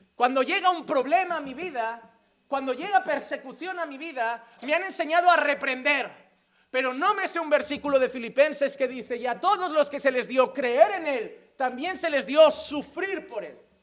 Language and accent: Spanish; Spain; now in Sant Vicenç dels Horts, Spain; como decimos en España